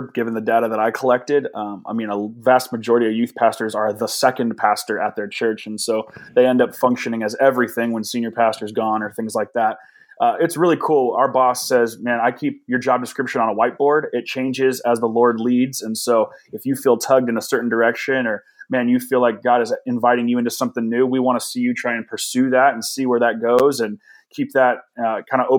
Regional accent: Danville, California, United States; I've been out of Danville now for 12 years

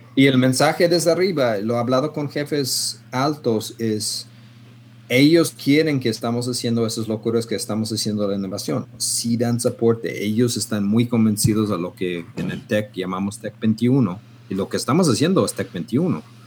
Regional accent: Canada; now in Guadalajara, Mexico; yo soy loco canadiense

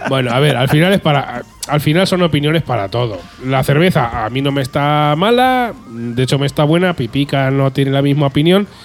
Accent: Spain; ya soy español

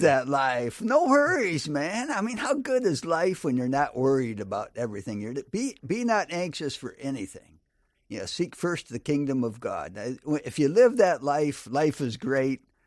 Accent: Grand Rapids, Michigan, United States; I was born and raised in Grand Rapids, Michigan

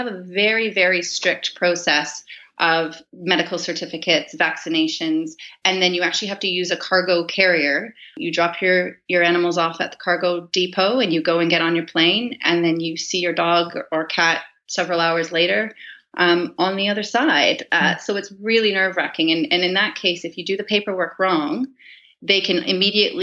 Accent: Canada; moved away as an adult; also born or lived in Bermuda / United Kingdom; now in London, United Kingdom; I'm from Canada.

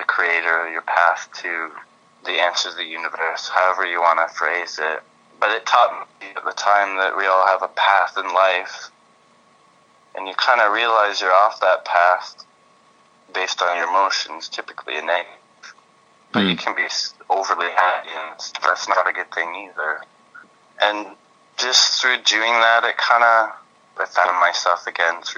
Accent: Belleville, Ontario, Canada; moved away; also born or lived in England; I grew up in Belleville, Ontario

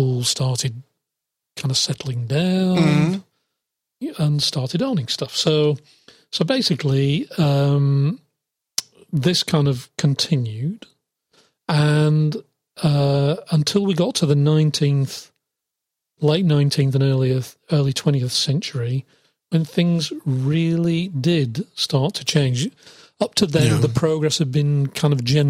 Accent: England, United Kingdom; I'm from England

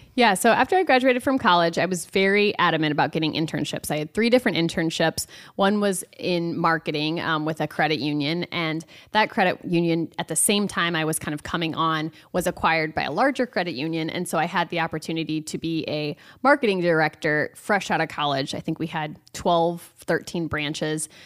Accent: Hinton, Iowa, United States; also born or lived in Cedar Rapids, Iowa; I grew up in Hinton, Iowa, um, went to high school there

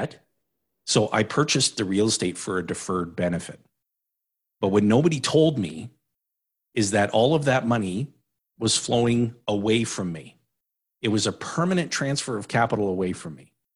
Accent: Timmins, Ontario, Canada; moved away; I was born and raised in Timmins, Ontario

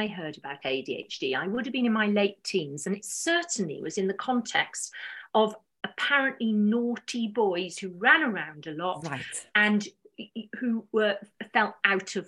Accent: South Wales, United Kingdom; moved away; also born or lived in London; I grew up in South Wales

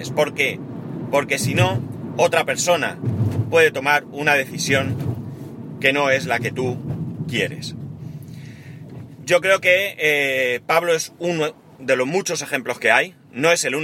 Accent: Spain; Y en, en, muchas cosas somos buenos los españoles.

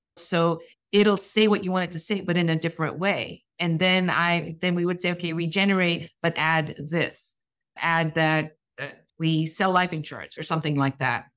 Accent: U.S. Virgin Islands; I'm from the Virgin Islands

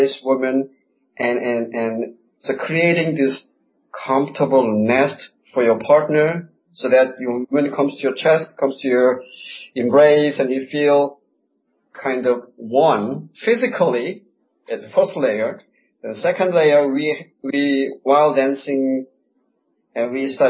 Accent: South Korea; moved away as an adult; also born or lived in United States; now in Buenos Aires, Argentina; I was born in Korea. I lived there 22 years, and I lived in the States for 26 years. Now I'm in Buenos Aires.

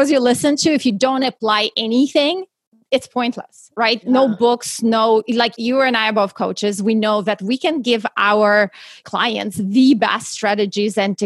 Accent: Russia; English is a second language; moved away as an adult; now in United States; I actually was born and raised in Russia and moved to the US right before I turned 21.

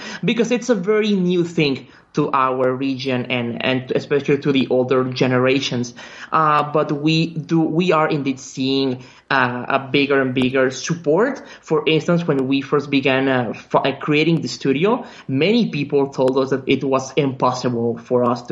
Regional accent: Mexico; English is a second language; We are one of the very few game development studios in our country.

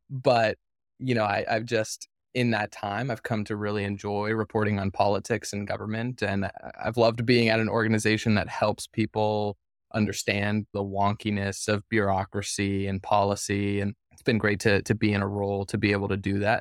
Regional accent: Henderson, Nevada, United States; moved away as an adult; also born or lived in Boston; now in Seattle, United States; I grew up in, in Nevada. I mean, I was born in Henderson

